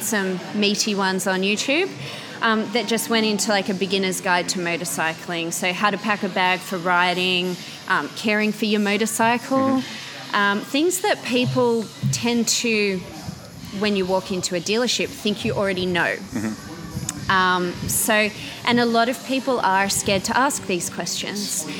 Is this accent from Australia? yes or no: yes; Canberra, Australian Capital Territory, Australia; moved away as an adult; now in Sydney, Australia; I grew up in Canberra, but I've been calling Sydney my home for the last nine years or so.